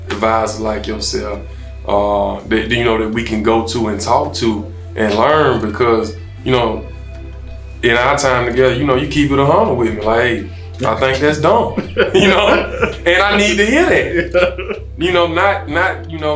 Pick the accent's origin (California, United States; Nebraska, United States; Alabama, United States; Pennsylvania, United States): Alabama, United States; Selma; staying true to my roots. I'm from Selma, Alabama.